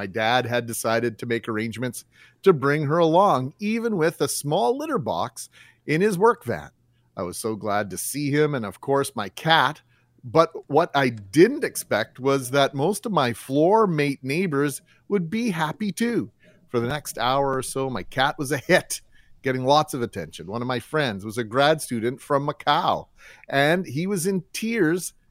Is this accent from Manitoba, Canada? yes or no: yes; Winnipeg, Manitoba, Canada; born or raised there